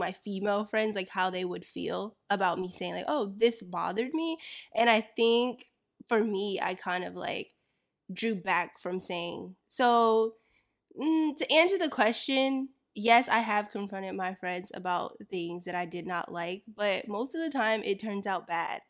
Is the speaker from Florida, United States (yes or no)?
yes; Florida, United States; I grew up in Florida